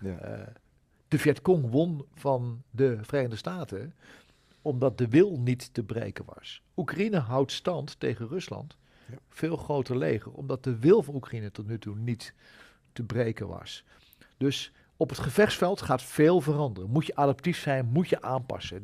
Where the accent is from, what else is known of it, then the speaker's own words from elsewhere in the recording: Achterhoek, Gelderland, Netherlands; in de Achterhoek, waar ik vandaan kom